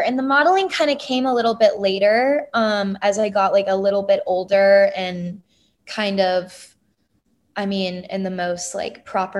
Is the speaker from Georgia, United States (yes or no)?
yes; Marietta, Georgia, United States; I grew up in a suburb of Atlanta. It's called Marietta, quite a large suburb if you're familiar with the Atlanta area.